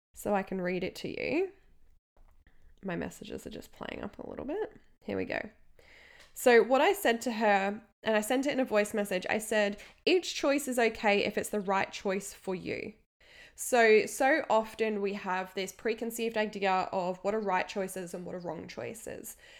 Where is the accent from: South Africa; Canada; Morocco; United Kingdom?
United Kingdom; England; now in Australia; here in Australia, I grew up in England for half my life as well